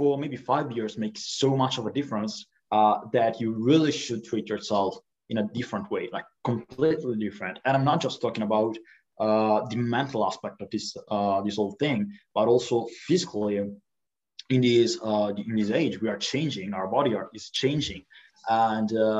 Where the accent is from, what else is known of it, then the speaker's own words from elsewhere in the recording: Italy; I'm from Italy.